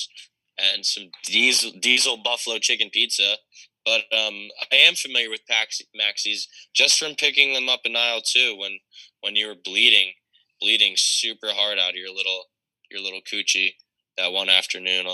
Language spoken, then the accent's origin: English; Downingtown, Pennsylvania, United States; Represent Downingtown till the day I dizzle. Such a good little spot, Downingtown, PA.